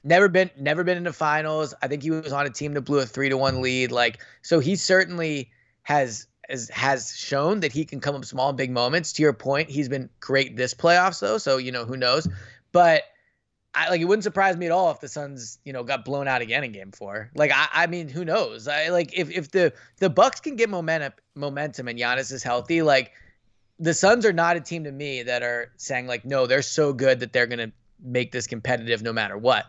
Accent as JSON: {"language": "English", "town": "Philadelphia", "region": "Pennsylvania", "country": "United States", "tie": "born or raised there", "said": "I grew up in Philadelphia, like, I grew up loving Philadelphia sports"}